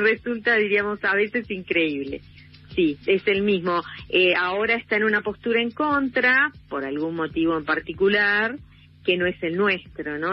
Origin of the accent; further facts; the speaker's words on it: Rosario, Santa Fe, Argentina; moved away as an adult; now in Esquel, Argentina; yo vivo en Esquiel desde el año 86, soy rosarina, me vine a vivir acá